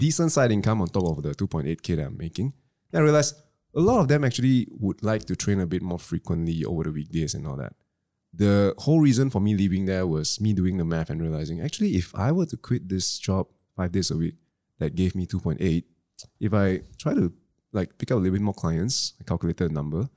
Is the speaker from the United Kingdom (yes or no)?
no; Klang, Selangor, Malaysia; I come from Klang